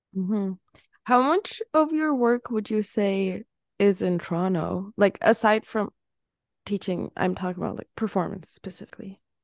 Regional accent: Turkey; moved away; my home city that I'm from, it's not even, like, I'm not from Istanbul. It's not that big of a city

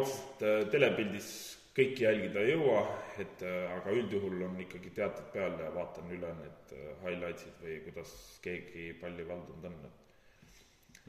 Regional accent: Pärnu County, Estonia; oleme siis äh, kohalik võistlusats, oleme Pärnumaalt pärit

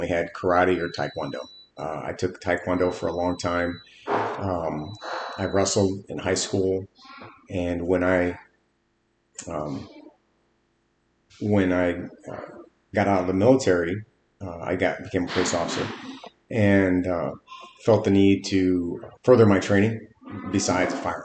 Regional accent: East Chicago, Indiana, United States; moved away as an adult; also born or lived in Merrillville, Indiana / Hobart, Indiana; now in Forney, United States; I was born and raised in East Chicago. I lived there until like my early to mid-20s.

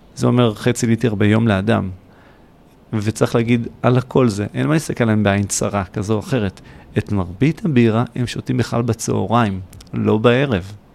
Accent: Kfar Saba, Central District, Israel; also born or lived in Hod HaSharon; now in Beersheba, Israel; נולדתי להוד השרון, אבל זה עד גיל ארבע. ובארבע היה פשוט לחצות את הכביש לעיר כפר סבא ליד. אה, שם היה רוב הנעורים

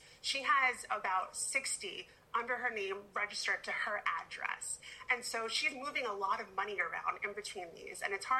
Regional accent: Jericho, New York, United States; every weekend in 7th and 8th grade, I had a bar and bat mitzvah to go to and growing up in Jericho, New York.

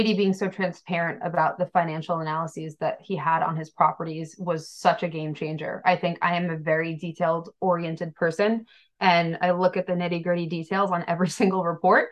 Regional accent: New York, United States; now in Massachusetts, United States; We are both from out of state. I'm from New York

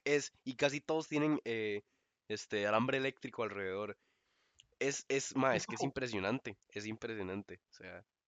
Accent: Coyol 1, Alajuela, Costa Rica; yo soy de Coyol 1

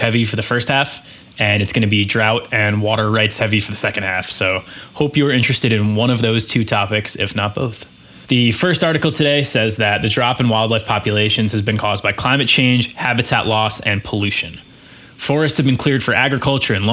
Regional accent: New York, United States; I'm a New Yorker to my core.

